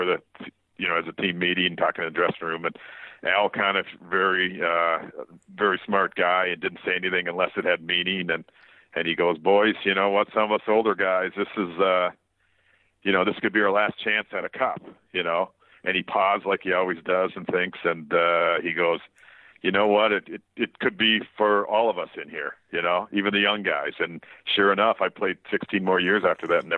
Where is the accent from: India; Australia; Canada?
Canada; Waterloo, Ontario; my hometown, Waterloo, Ontario.